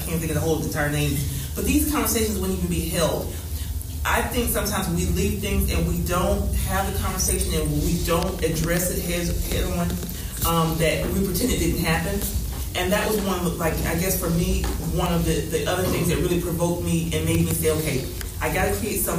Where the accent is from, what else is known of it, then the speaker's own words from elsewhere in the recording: Oviedo, Florida, United States; I grew up in Oviedo, which is out in the country in Florida